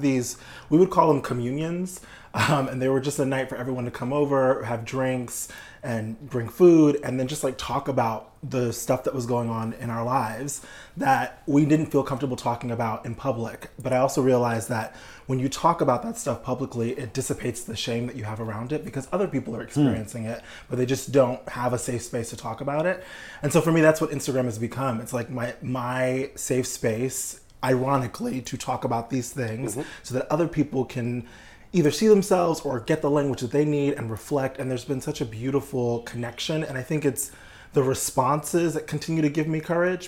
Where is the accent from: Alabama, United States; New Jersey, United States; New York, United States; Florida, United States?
New York, United States; now in Los Angeles, United States; I'm from New York